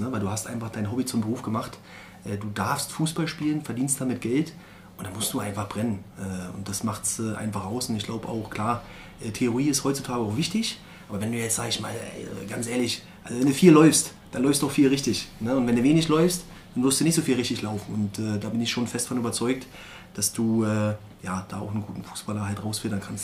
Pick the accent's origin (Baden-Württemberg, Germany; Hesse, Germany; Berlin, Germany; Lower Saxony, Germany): Berlin, Germany; moved away as an adult; also born or lived in Hamburg; now in Erzgebirge, Germany; Ich bin mhm. Äh, gebürtiger Berliner